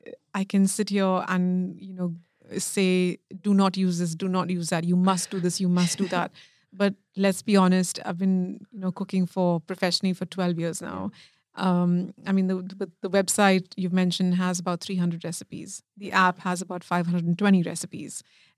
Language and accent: English; India; now in United Kingdom; being Indian and sort of understanding, you know, being like multilingual, because I understand, I don't speak everything fluently, but I understand.